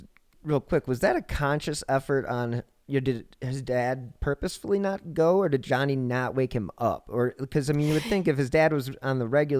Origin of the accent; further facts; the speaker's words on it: Cleveland, Ohio, United States; now in Denver, United States; Well, Cleveland is my hometown.